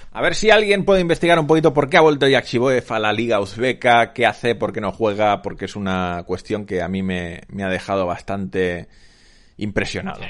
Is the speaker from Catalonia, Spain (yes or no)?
yes; Sabadell, Catalonia, Spain; yo que crecí en Sabadell y viví en Sabadell hasta los 27 años